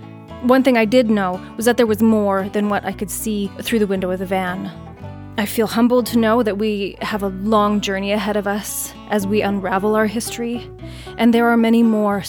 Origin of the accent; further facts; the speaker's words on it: Independence, Kansas, United States; also born or lived in southern Alberta, Canada; I was born in southern Alberta to parents of European descent. I grew up in Independence, Kansas